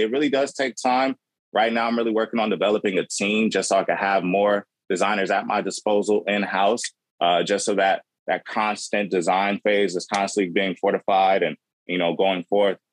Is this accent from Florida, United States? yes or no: no; Los Angeles, California, United States; growing up in South Central